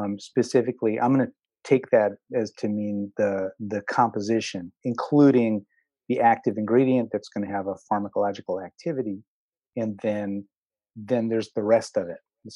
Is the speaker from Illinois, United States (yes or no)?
no; Philadelphia, Pennsylvania, United States; I grew up in Philly